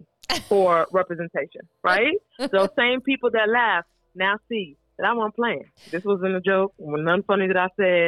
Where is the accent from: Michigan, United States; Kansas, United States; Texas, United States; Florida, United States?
Texas, United States; born or raised there